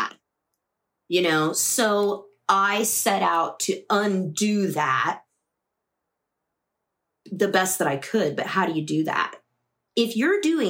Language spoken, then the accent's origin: English; Midwest, United States; moved away as an adult; also born or lived in the South; I grew up in the Midwest